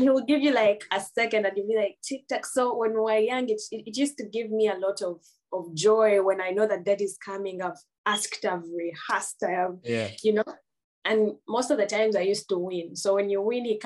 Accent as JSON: {"language": "English", "town": "Nansana", "region": "Central Region", "country": "Uganda", "tie": "born or raised there", "also_born_or_lived": "Mityana / Boston, United States", "moved": "as an adult", "said": "growing up in Uganda, you know, when you're growing up in Uganda"}